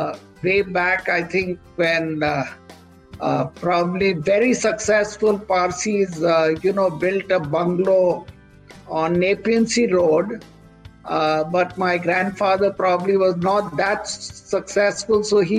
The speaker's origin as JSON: {"language": "English", "town": "Bangalore", "region": "Karnataka", "country": "India", "tie": "born or raised there", "moved": "yes", "lives_now": "Mumbai, India"}